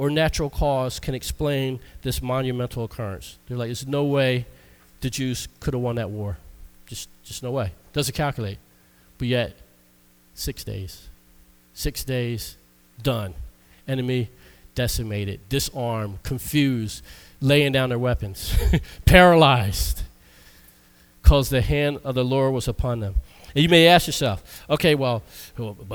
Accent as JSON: {"language": "English", "country": "United States", "said": "I'm American"}